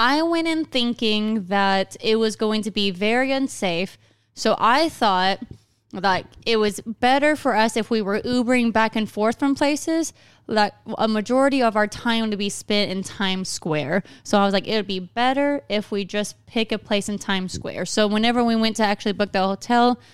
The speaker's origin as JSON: {"language": "English", "region": "Arkansas", "country": "United States", "said": "we're from Arkansas"}